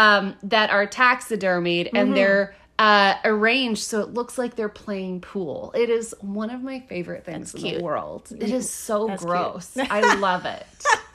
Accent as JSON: {"language": "English", "region": "Texas", "country": "United States", "moved": "yes", "lives_now": "New York, United States", "said": "I'm from Texas"}